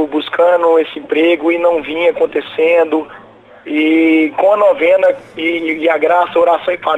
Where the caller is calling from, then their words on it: Uberlândia, Minas Gerais, Brazil; falo de Uberlândia, Minas Gerais.